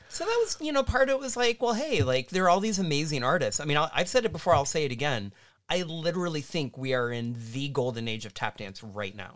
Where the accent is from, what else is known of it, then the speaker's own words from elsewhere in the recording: Kansas, United States; now in Illinois, United States; my home state is Kansas